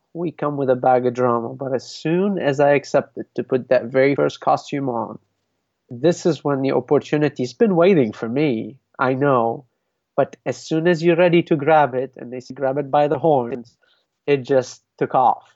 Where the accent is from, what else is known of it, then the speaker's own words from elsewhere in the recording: Lebanon; moved away; I came from Lebanon. I didn't say, I know I am Lebanese